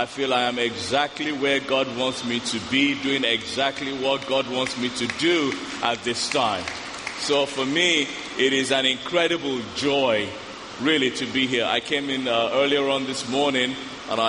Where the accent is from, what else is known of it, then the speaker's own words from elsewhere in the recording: Nigeria; I'm African, I'm Nigerian.